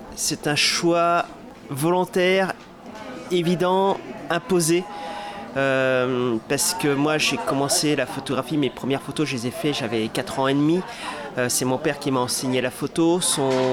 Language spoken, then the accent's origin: French; Brittany, France; moi je suis breton